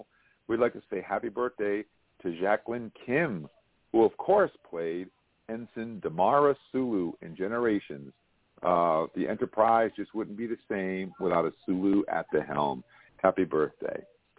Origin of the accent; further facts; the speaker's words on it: Schenectady, New York, United States; she comes from Schenectady, New York. That's where I was born.